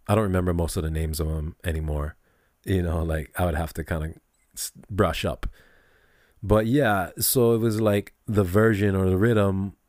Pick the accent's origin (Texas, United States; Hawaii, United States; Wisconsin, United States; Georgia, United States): Hawaii, United States; Kailua; also born or lived in south side of Oahu; we're from Kailua too. We're from the east fucking side